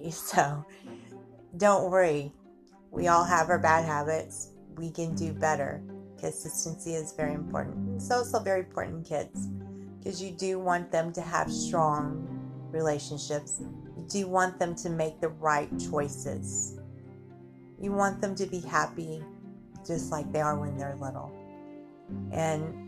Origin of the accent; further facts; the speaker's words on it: United States; we're lucky to be Americans because we're labeled Americans